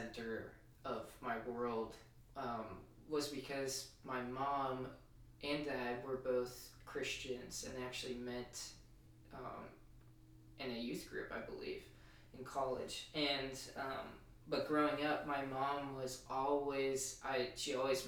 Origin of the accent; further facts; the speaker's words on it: New Hampshire, United States; moved away as an adult; also born or lived in Colorado; now in Charlotte, United States; I grew up in New Hampshire, but I also, I moved out to Colorado for 7 years of my life